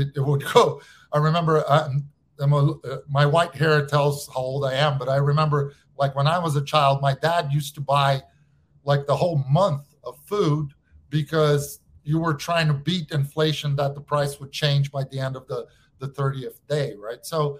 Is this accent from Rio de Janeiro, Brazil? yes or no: yes; Rio de Janeiro, Brazil; I'm from Rio.